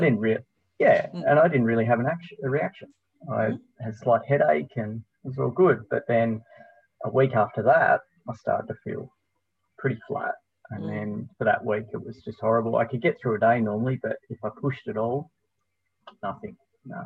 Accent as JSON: {"language": "English", "region": "Tasmania", "country": "Australia", "tie": "born or raised there", "also_born_or_lived": "Melbourne / Spain", "said": "I'm born and bred Tasmanian"}